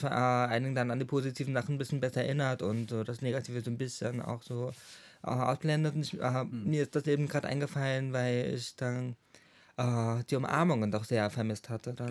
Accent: Schwerin, Mecklenburg-Vorpommern, Germany; moved away as an adult; now in Chemnitz, Germany; ich wohne in Chemnitz seit 2016. Ich bin, komme eigentlich aus Schwerin, MacPom, aus meiner Heimat

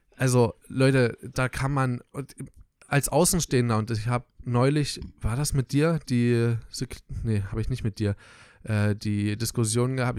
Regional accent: Southern Brandenburg, Germany; wir kommen aus Südbrandenburg

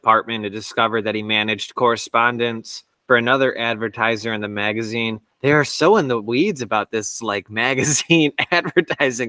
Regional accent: Strongsville, Ohio, United States; we are from Strongsville, Ohio

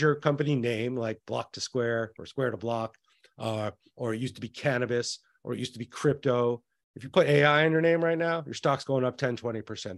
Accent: New Mexico, United States; I'm from New Mexico

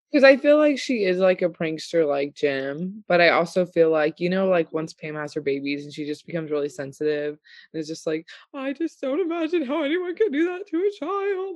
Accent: Austin, Texas, United States; moved away as an adult; also born or lived in Ogden, Utah; now in Roanoke, United States; I moved to Austin, Texas when I was ten

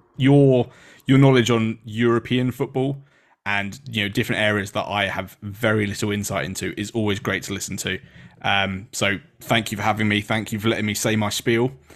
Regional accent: England, United Kingdom; being an English person

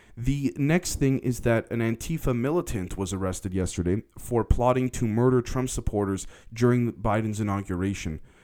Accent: Canada; also born or lived in United States; I'm, I'm Canadian, even though I spent a lot of time in the States

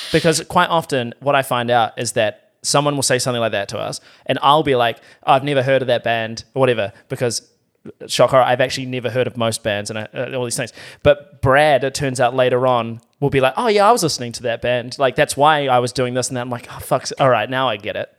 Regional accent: New Zealand; as a New Zealander

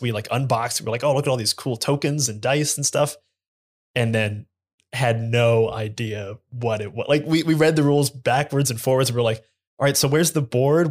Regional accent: Columbus, Ohio, United States; I'm from Columbus, Ohio

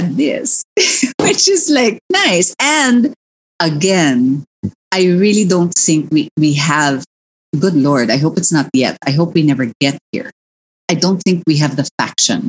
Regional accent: Philippines; as a Filipina

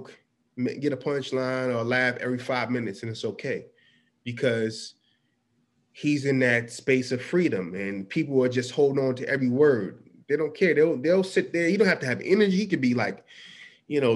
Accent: Hillside, New Jersey, United States; I'm from Hillside. I'm from North Jersey.

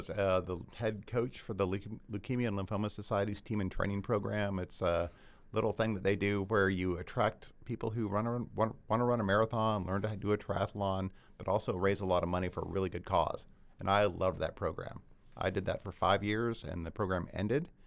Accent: Georgia, United States; It was a good move for me because I grew up in Georgia.

